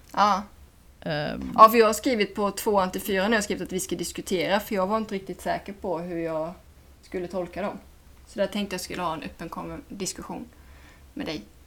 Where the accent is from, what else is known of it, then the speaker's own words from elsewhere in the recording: Sweden; jag kommer dit som svensk